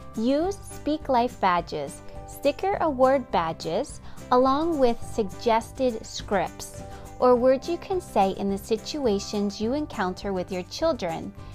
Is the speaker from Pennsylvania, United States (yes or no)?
yes; near Gettysburg, Pennsylvania, United States; I grew up near Gettysburg, Pennsylvania